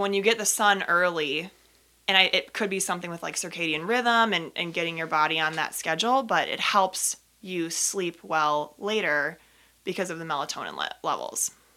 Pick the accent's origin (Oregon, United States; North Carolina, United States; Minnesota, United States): Minnesota, United States; Minnetonka; I grew up in Minnesota, in Minnetonka, similar area to where Teresa grew up